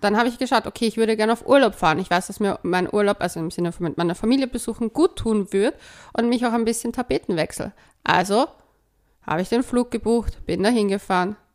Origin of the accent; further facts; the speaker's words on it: Vienna, Austria; als Wienerin